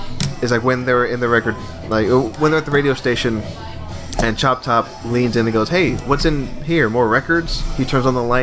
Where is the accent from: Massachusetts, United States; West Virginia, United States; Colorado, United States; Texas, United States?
Texas, United States; I'm from Texas